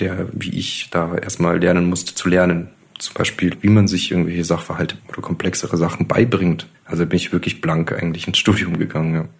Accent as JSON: {"language": "German", "town": "Adelschlag", "region": "Bavaria", "country": "Germany", "tie": "born or raised there", "lives_now": "Munich, Germany", "said": "Ich bin aufgewachsen in Bayern, in einem kleinen Dorf, das ist Adelschlag bei Eichstätt"}